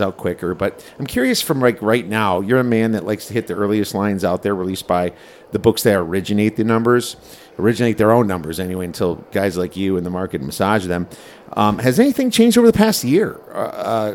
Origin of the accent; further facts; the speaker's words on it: Midwest, United States; I'm from the Midwest, too.